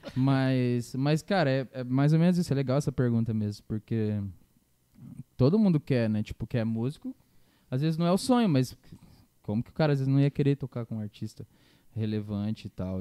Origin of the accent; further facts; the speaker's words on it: Campo Grande, Mato Grosso do Sul, Brazil; eu sou de Campo Grande